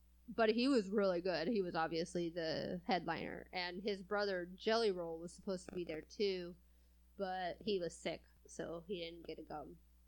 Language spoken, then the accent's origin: English; California, United States; I'm from California, and I moved over here to the Midwest, you know, and I don't feel like I have an accent at all